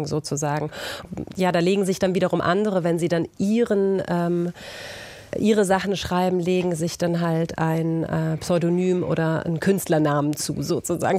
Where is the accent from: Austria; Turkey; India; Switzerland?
Austria; als Österreicherin selbst